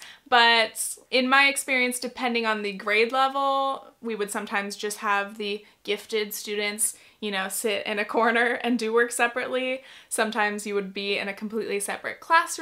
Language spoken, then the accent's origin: English; California, United States; I grew up in California